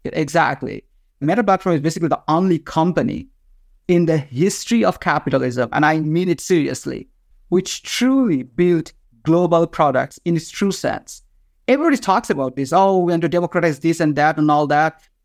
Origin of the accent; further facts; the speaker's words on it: Bangladesh; first language Bengali; English is a second language; moved away; I am from Bangladesh